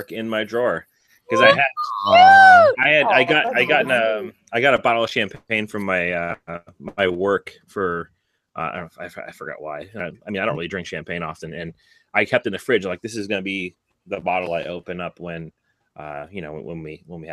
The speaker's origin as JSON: {"language": "English", "town": "Westfield", "region": "Massachusetts", "country": "United States", "tie": "born or raised there", "moved": "yes", "said": "I grew up in Westfield"}